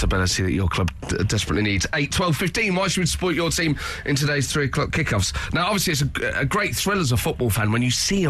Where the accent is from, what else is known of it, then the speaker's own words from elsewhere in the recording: England, United Kingdom; We're from England, mate